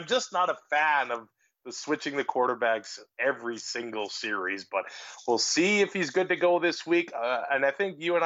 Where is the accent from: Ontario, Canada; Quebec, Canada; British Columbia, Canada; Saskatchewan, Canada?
Saskatchewan, Canada; Lloydminster; also born or lived in Yorkton, Saskatchewan; now in Alberta, Canada; I was born in Yorkton, Saskatchewan. It's about 2 hours away from Regina. And then right before I started kindergarten, we moved to Lloydminster on the Saskatchewan side.